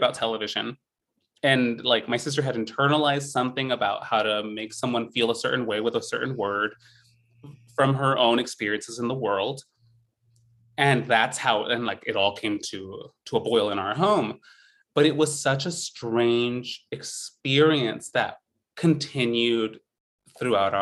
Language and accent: English; San Joaquin Valley, Central Valley of California, United States; I grew up in the Central Valley of California, in the San Joaquin Valley, like dead middle of California